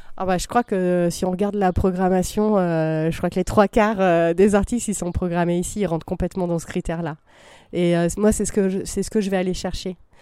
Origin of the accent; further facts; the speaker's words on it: Vercors, Drôme, Auvergne-Rhône-Alpes, France; je viens du, du Vercors, de la Drôme